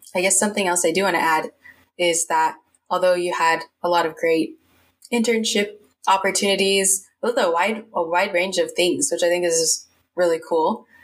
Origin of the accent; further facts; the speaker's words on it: Bay Area, California, United States; grew up in the Bay Area